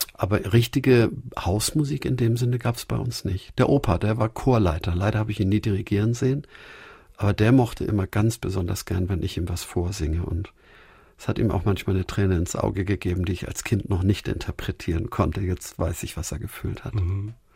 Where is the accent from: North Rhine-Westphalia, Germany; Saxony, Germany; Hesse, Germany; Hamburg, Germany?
Hamburg, Germany; Der Stadtteil, in dem wir aufgewachsen sind, die Jahresstadt in Hamburg-Winterhude, war ungefähr zur Hälfte zerbombt